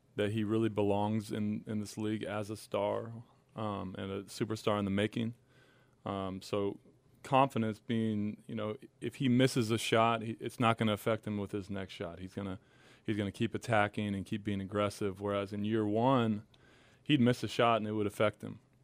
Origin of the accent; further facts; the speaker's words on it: Huntington Beach, California, United States; moved away as an adult; now in New Orleans, United States; I'm from Huntington Beach, and it's extremely laid back.